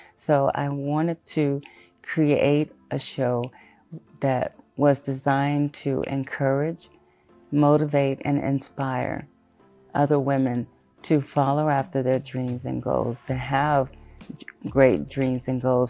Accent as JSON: {"language": "English", "town": "Shreveport", "region": "Louisiana", "country": "United States", "tie": "born or raised there", "also_born_or_lived": "Houston, Texas", "said": "I am originally from Houston, Texas, but was raised in Shreveport, Louisiana."}